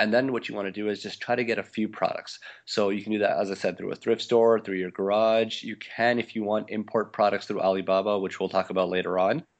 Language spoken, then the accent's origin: English; Montreal, Quebec, Canada; moved away as an adult; also born or lived in Little Rock, Arkansas; I, I grew up in Montreal in Canada